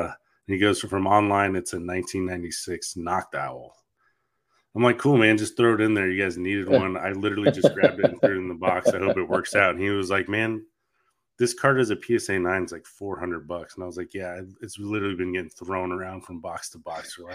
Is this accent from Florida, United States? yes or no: yes; Northeast Florida, United States; growing up in Northeast Florida, NASCAR's a thing.